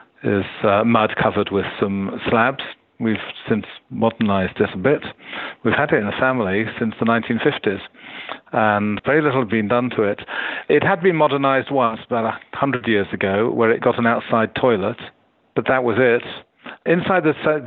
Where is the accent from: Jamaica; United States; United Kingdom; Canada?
United Kingdom; as a Brit